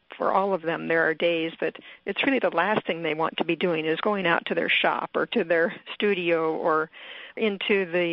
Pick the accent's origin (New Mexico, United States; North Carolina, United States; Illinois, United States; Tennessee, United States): Illinois, United States; Chicago, Southern; now in Lopez Island, United States; I grew up in the Midwest, Chicago, and then Southern Illinois.